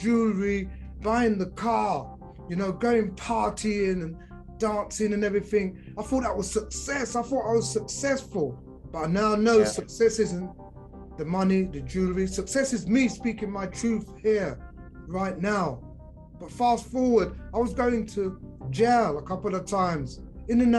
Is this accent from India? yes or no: no; London, United Kingdom; I'm from London in the 70s.